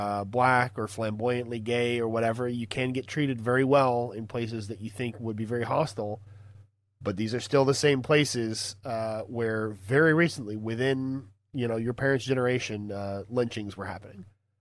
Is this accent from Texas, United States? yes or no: yes; Texas, United States; so, I'm from Texas, not from the deep south.